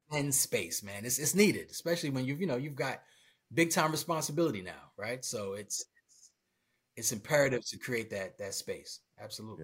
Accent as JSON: {"language": "English", "town": "Brooklyn", "region": "New York", "country": "United States", "moved": "yes", "said": "I'm originally from Brooklyn, New York"}